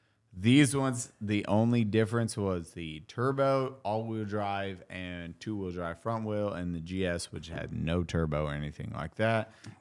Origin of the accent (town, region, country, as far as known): Indiana, United States; born or raised there